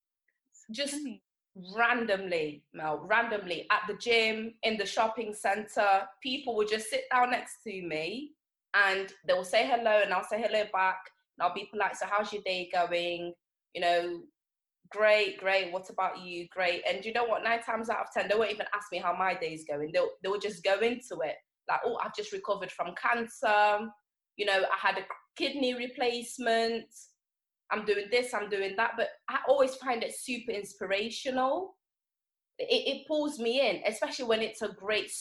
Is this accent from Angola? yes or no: yes; Angola; moved away; So I was born in Angola.